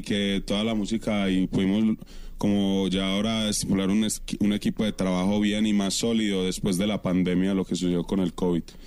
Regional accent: Colombia; moved away as an adult; also born or lived in Curaçao; me fui por fuera de Colombia porque pues la situación en Colombia estaba un poquito complicada para mí como, como joven

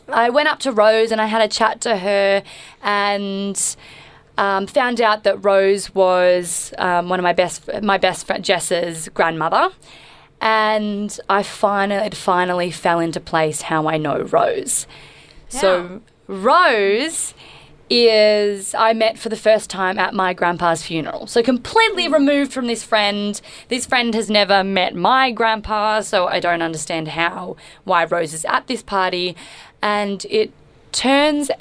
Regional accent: Melbourne, Victoria, Australia; We've all grown up in Melbourne.

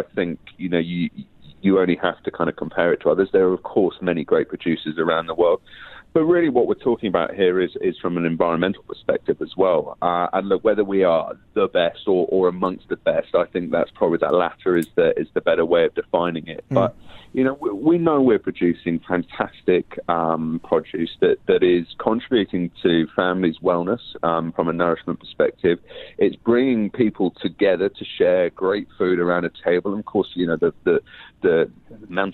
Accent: England, United Kingdom; now in New Zealand; I'm an Englishman by birth

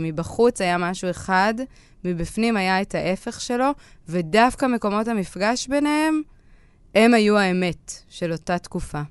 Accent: Northern District, Israel; כשהייתי בת 15, אני מצפון הארץ ואין הרבה מה לעשות שם

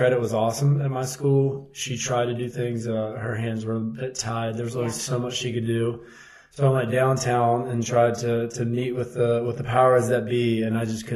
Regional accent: West Virginia, United States; now in Charlottesville, United States; I grew up in West Virginia

